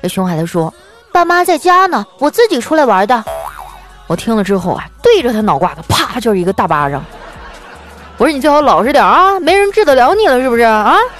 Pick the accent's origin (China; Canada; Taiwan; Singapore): China; Northeast China; 身为一个东北人